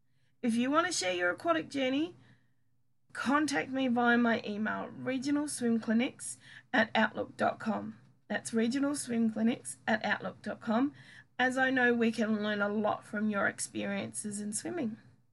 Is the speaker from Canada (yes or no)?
no; New Zealand; I'm Kiwi and I know I get the same thing. If I talk to my family, I pick it up really quick.